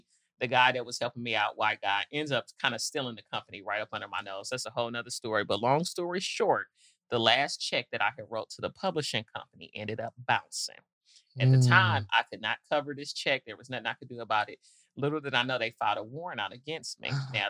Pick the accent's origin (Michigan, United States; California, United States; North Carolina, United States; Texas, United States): Michigan, United States; Detroit; also born or lived in Nashville; now in Atlanta, United States; And so when I first moved here, I used to be on Peter Street a lot. Yeah. And coming from, I grew up in Detroit, but moved to Nashville in my younger days.